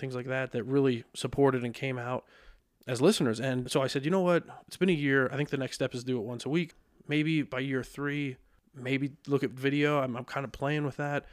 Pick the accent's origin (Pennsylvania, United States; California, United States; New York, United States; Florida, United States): Pennsylvania, United States; Lebanon; born and raised in Lebanon.